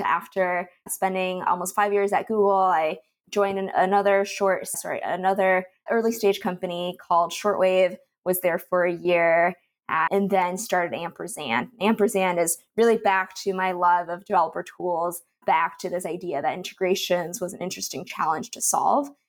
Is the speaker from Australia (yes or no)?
no; Canada; moved away; I'm originally from Canada, and I went to school there